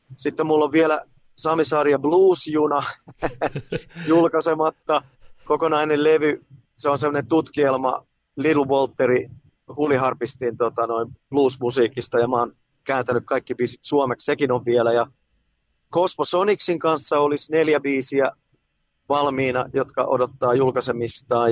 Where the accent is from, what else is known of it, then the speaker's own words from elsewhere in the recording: Tampere, Pirkanmaa, Finland; moved away as an adult; now in Helsinki, Finland; mä oon syntynyt keskussairaalassa ja sitten Raholassa pienenä poikana ja sitten muutettiin Kirjavaisen kadulle Ruotulaa ja Messukylä yhteiskoulua